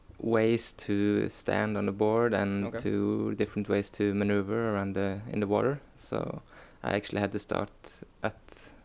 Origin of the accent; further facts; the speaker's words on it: Karmøy, Rogaland, Norway; now in Stavanger, Norway; I'm from a small island in Norway called Karmøy.